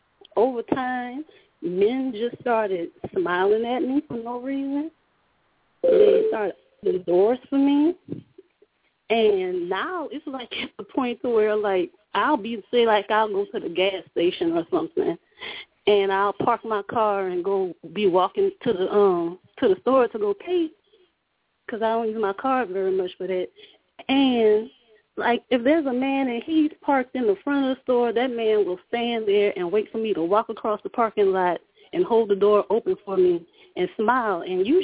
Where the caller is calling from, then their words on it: Louisiana, United States; I'm calling from Louisiana.